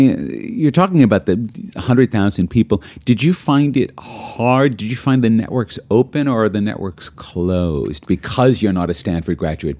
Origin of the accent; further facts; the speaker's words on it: Australia; Even as an Australian I can't do 30 cups of coffee.